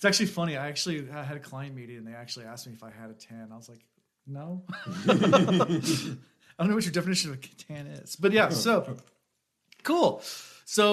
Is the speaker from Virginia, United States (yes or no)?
yes; Newport News, Virginia, United States; We do have beaches here in Newport News